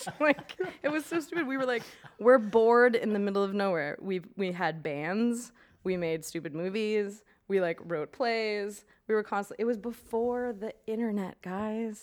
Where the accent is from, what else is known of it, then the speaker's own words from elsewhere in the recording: Maine, United States; I'm from Maine.